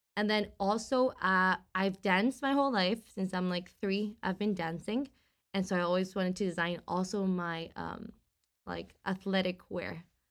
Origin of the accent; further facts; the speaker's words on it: Costa Rica; moved away as an adult; now in San Francisco, United States; from Costa Rica, so I was born